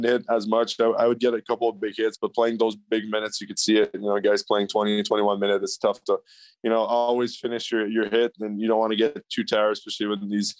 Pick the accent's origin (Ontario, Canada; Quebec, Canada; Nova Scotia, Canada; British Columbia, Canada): Quebec, Canada; Montreal; moved away; I grew up in the West Island. We actually call it the West Island. It's pretty English, so I picked it up there a lot.